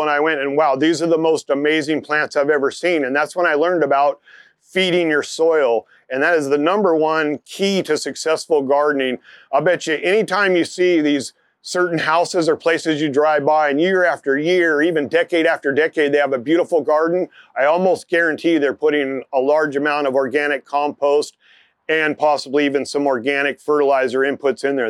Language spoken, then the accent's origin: English; Bay Area, California, United States; moved away; I grew up in the Bay Area